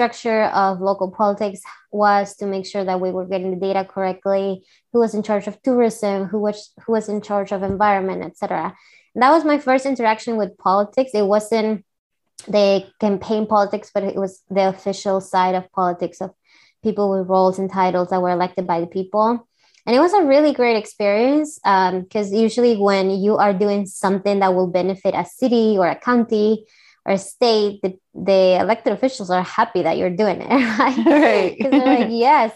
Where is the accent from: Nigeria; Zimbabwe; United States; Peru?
Peru; English is a second language; moved away as an adult; I'm from Peru, and I was in college